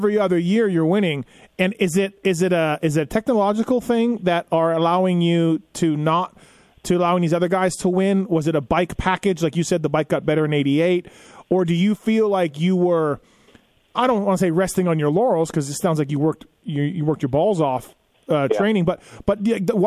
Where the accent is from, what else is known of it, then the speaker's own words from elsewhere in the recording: Canada; I'm Canadian, so I grew up with the red and white Yamahas